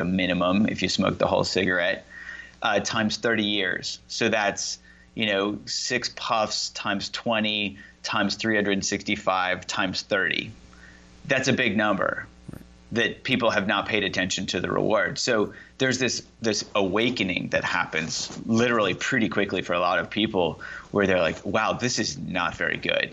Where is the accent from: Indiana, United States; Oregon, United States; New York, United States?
Indiana, United States; I grew up in Indiana